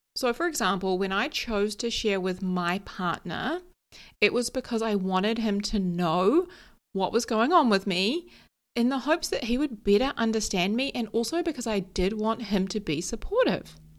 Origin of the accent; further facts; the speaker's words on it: New Zealand; also born or lived in London; I live in New Zealand, I grew up here in New Zealand, but I moved to London for a couple of years.